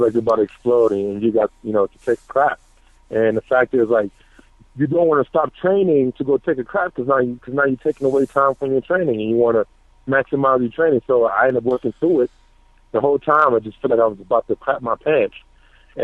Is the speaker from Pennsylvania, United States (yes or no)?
no; New York, United States; now in Colorado, United States; I'm from New York